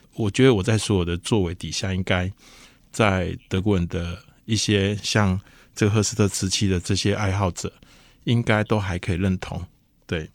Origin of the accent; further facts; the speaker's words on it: Lukang, Changhua County, Taiwan; 因为我出生的地方是在鹿港